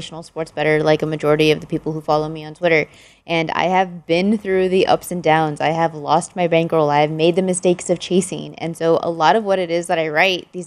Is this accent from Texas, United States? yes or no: yes; Texas, United States; I was born and raised in Texas